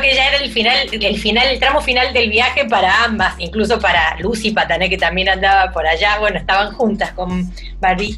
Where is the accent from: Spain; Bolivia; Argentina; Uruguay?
Argentina; Córdoba; also born or lived in Mendoza, Argentina; Yo nací en Mendoza, pero después he vivido toda mi vida en Córdoba. Viví parte, de eh, mi primera infancia en Mendoza y después en Córdoba